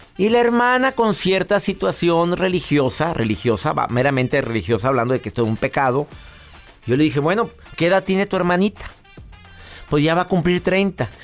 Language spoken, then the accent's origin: Spanish; Mexico; en mi país, en México